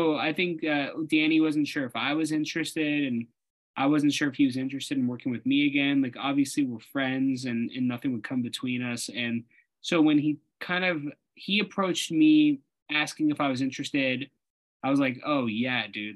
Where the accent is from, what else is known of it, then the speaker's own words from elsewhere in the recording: Kansas City, Missouri, United States; moved away; I'm from Kansas City originally.